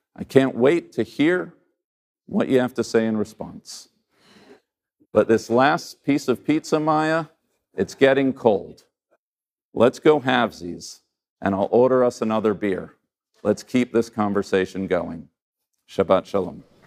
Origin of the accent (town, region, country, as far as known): United States